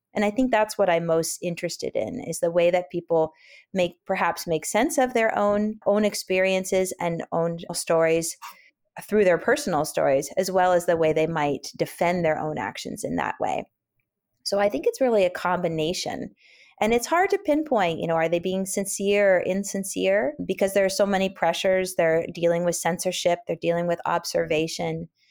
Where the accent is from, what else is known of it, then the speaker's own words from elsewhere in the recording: Oakland, California, United States; also born or lived in Berkeley / San Francisco; I grew up in Oakland, California, and spent most of my life in Oakland, Berkeley, and San Francisco when I was a, when I was a kid and a teenager